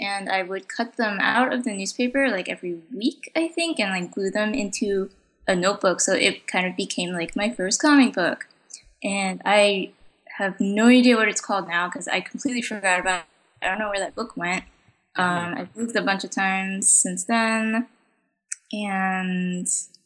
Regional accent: United States; English is a second language; I was born in America

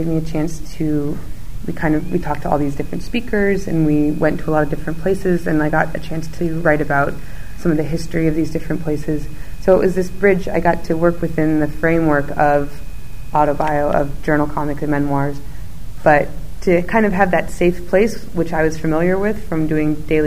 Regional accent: United States; as an American

